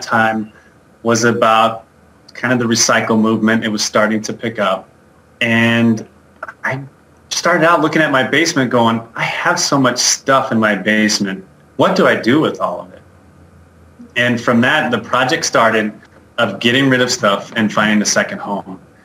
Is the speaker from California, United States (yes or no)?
no; Albuquerque, New Mexico, United States; moved away as an adult; now in Denver, United States; I was born and raised in Albuquerque, New Mexico